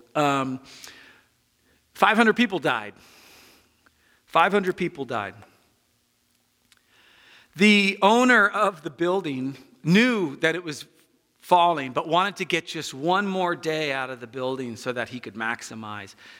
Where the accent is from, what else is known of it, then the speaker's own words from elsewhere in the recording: United States; I'm American